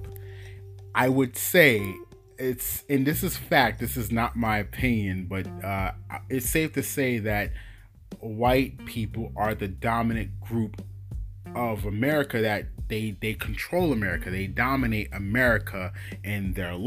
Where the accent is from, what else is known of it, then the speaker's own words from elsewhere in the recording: New York, United States; I'm from New York